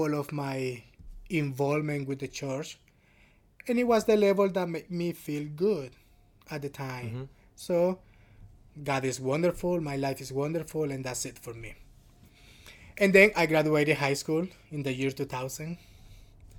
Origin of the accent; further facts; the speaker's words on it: Honduras; moved away; the next town over in Honduras, from my hometown, the next town over is where the Franciscan Conventual Friars are in Honduras